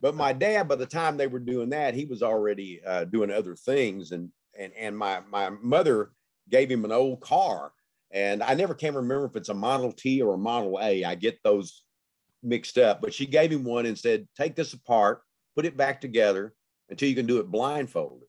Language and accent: English; Gladewater, Texas, United States; growing up in Gladewater, Texas, when I did in the nineteen fifties, sixties, you know, early seventies.